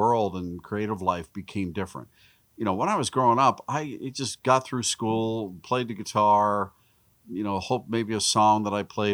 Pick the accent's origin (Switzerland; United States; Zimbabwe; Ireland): United States; Pittsburgh, Pennsylvania; we grew up in Pittsburgh, just outside of Pittsburgh.